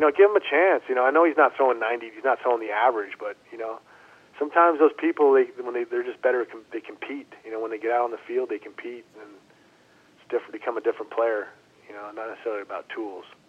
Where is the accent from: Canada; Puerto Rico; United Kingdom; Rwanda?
Canada; moved away as an adult; I grew up in Canada.